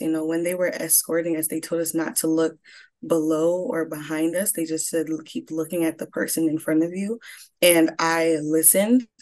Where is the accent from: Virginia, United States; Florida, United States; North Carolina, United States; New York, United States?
Florida, United States; Broward County, South; also born or lived in Atlanta, Georgia; I was born in Atlanta, Georgia, raised in South Florida, Broward County